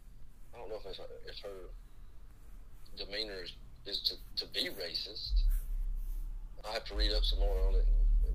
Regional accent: the South, United States; where we're from the South

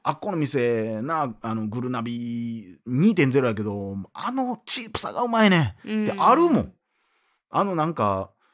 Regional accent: Kansai, Japan; accent: Kansai dialect; 僕らが関西弁

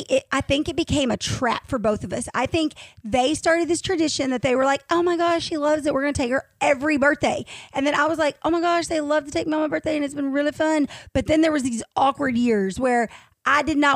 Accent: Fayetteville, Arkansas, United States; also born or lived in Zinc, Arkansas; I was born in Fayetteville.

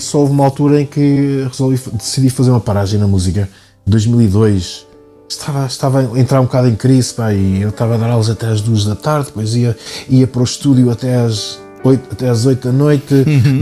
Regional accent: Cadaval, Lisbon, Portugal; also born or lived in New York, United States; Regressamos, fomos aqui para o Conselho do Cadaval.

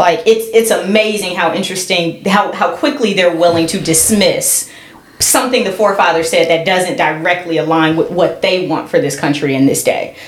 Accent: California, United States; I'm from California.

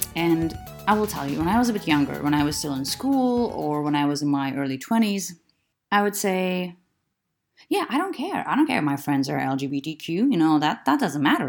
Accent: Lithuania; I'm from Lithuania, which is still a very conservative

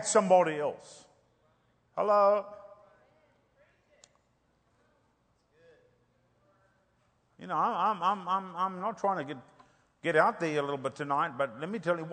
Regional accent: South Africa; moved away; I'm from Africa. I grew up in apartheid

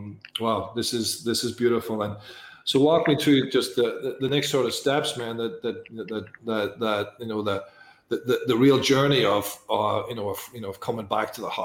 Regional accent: Ireland; I come from Ireland

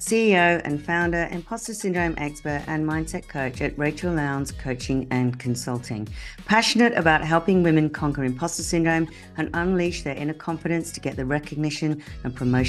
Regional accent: United Kingdom; accent: mix of Australian and British; moved away as an adult; now in Australia; So I'm a Brit who relocated to Australia 22 years ago, which is why you might detect a slightly strange accent where I go in between kind of Australian and English, British accent.

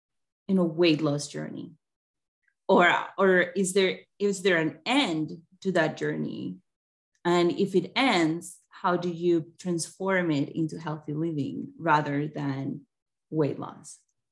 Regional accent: Colombia; now in Missouri, United States; I live in Missouri, but I'm originally from Colombia.

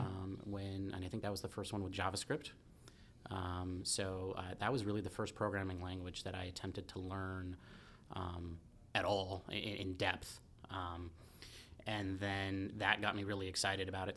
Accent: Santa Cruz, California, United States; I grew up in Santa Cruz

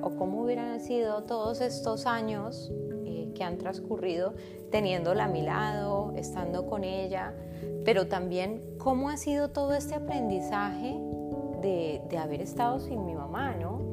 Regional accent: Colombia; also born or lived in Argentina; now in Spain; vivo hace siete años en España. Antes vivía en Argentina, donde nacieron mis hijos, y soy colombiana

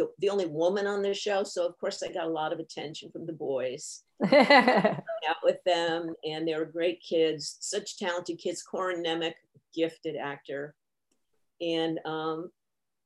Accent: New Haven, Connecticut, United States; I'm from the other side of the tracks in New Haven, Connecticut

